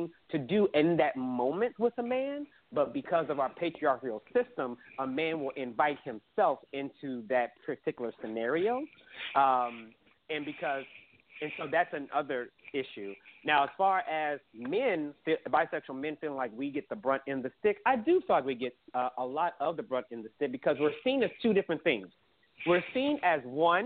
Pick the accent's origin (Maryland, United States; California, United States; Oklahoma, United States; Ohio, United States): Oklahoma, United States; Oklahoma City; me growing up in Oklahoma City